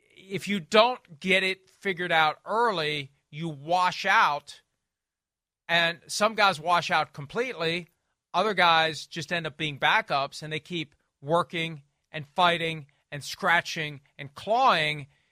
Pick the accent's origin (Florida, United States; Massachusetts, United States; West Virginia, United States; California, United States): West Virginia, United States; here in my home state